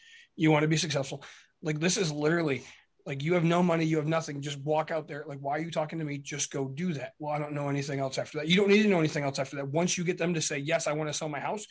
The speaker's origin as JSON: {"language": "English", "region": "Michigan", "country": "United States", "said": "we're from Michigan."}